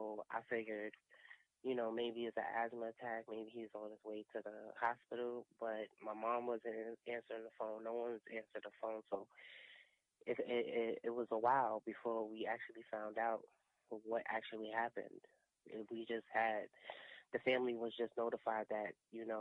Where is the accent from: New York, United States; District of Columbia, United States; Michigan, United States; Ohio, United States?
New York, United States; New York City; I'm from Brooklyn